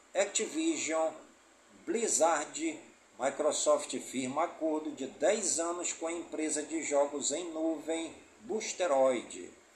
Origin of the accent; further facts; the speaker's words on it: Careiro da Várzea, Amazonas, Brazil; also born or lived in Manaquiri; Careiro da Várzea, minha cidade natal